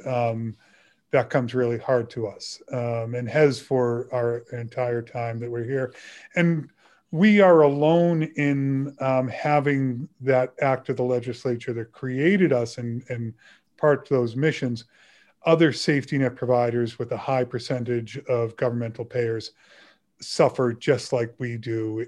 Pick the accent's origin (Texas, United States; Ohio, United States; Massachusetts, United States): Massachusetts, United States; Burlington; when I was in high school and growing up in Burlington, Massachusetts